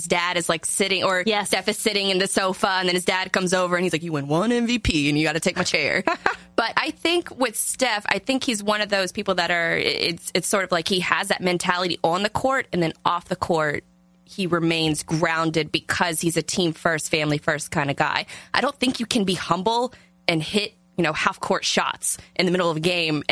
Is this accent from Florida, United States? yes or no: yes; Jacksonville, Florida, United States; I grew up in Jacksonville, Florida